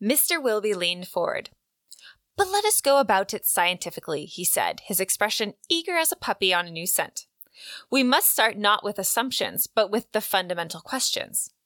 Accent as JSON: {"language": "English", "region": "West Coast", "country": "United States", "tie": "born or raised there", "said": "I grew up on the West Coast"}